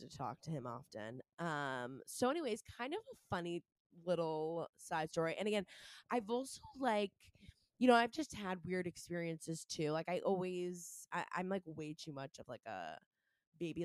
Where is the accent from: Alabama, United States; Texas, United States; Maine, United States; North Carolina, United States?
Maine, United States; Scarborough; moved away; I'm from Maine originally. And I was growing up with myself, my two brothers, mom and dad before they got divorced. Um, in Scarborough, Maine